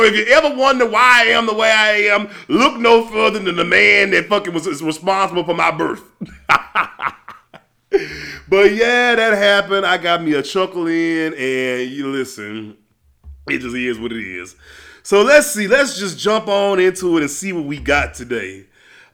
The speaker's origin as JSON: {"language": "English", "region": "Louisiana", "country": "United States", "said": "I'm from Louisiana"}